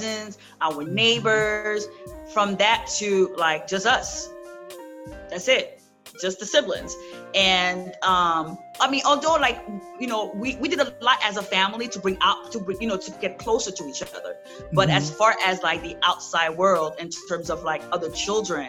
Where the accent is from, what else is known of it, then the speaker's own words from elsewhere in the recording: New York City, New York, United States; also born or lived in Haiti; I grew up in Brooklyn, Flatbush area